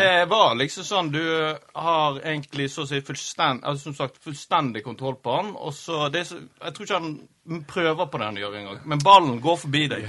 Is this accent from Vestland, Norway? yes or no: yes; Florø, Vestland, Norway; Jeg er jo FSK-gutt. Det er jo der jeg vokste opp